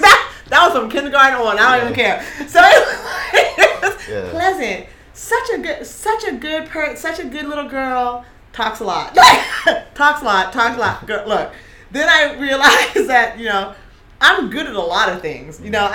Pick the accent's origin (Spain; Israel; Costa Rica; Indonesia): Costa Rica; Because I came from Costa Rica there.